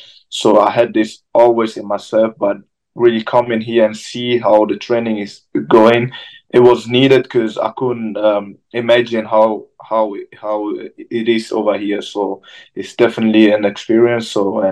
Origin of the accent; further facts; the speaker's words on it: Germany; English is a second language; moved away as an adult; also born or lived in London; now in United States; I feel like I come from Germany, you know, the boxing is going a bit down now. Then I came to London, want to see how the boxing is over there. And I feel like USA was the next step.